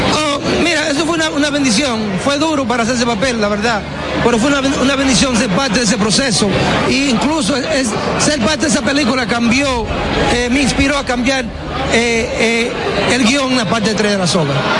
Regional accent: Baitoa, Santiago, Dominican Republic; siempre voy a regresar a mi pueblo

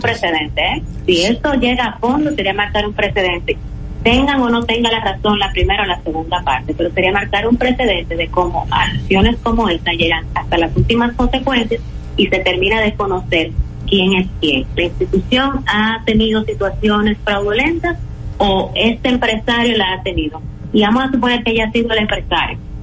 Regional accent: Dominican Republic; yo como dominicana

